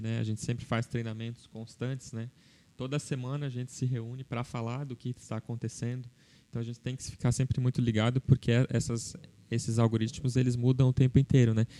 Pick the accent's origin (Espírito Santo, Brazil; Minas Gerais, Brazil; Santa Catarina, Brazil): Santa Catarina, Brazil; Blumenau